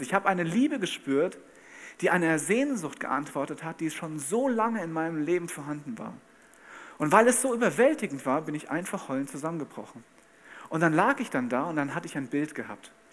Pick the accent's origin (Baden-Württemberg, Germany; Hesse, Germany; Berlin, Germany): Hesse, Germany; Bad Camberg; Ich komme aus Bad Camberg in Hessen